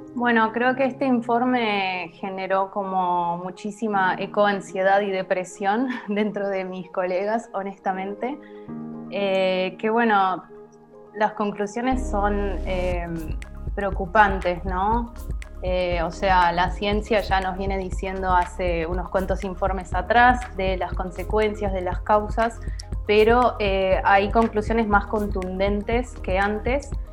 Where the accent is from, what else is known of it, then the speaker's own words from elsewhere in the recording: Argentina; soy argentina